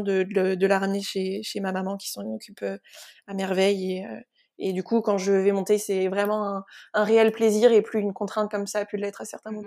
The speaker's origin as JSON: {"language": "French", "area": "Sologne", "region": "Centre-Val de Loire", "country": "France", "tie": "born or raised there", "said": "je suis originaire de, Sologne, donc dans, la région centre"}